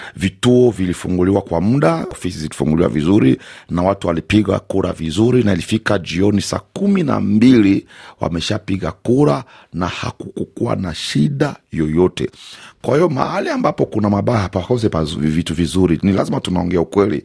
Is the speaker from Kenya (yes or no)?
no; DR Congo; kama mkongomani halisi